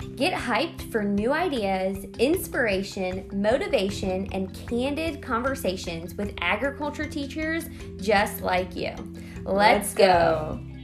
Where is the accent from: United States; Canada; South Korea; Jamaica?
United States; Maryland; now in Georgia, United States; I grew up in Maryland